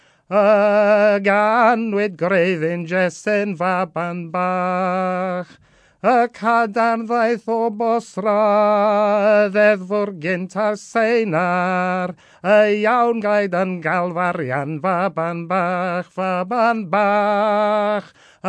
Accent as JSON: {"language": "English", "region": "Wales", "country": "United Kingdom", "said": "I come from Gwynedd, I come from the west of Wales and the northwest of Wales."}